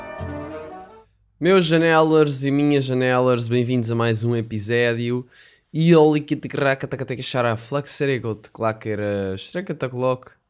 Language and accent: Portuguese; Portugal